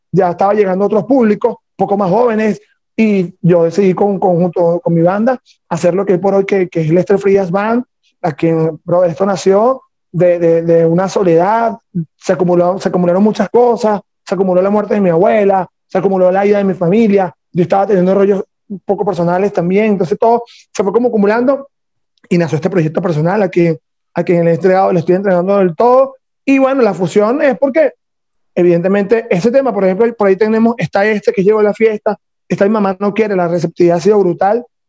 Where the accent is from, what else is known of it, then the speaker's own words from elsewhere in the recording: Venezuela; como venezolanos